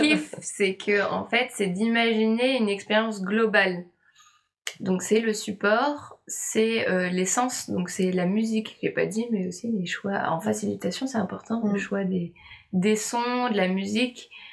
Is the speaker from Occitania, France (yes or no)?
no; Nantes, Pays de la Loire, France; une entreprise à Nantes, là, là d'où je viens